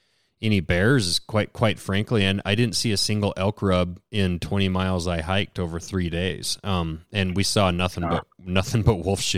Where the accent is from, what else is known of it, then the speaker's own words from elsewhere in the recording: Lincoln, Montana, United States; it's quite incredible with growing up in Lincoln and the amount of grizzly bears.